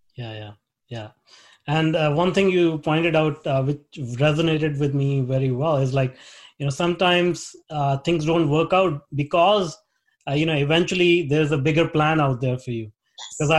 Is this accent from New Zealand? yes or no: no; India; moved away as an adult; now in Vancouver, Canada; I grew up in India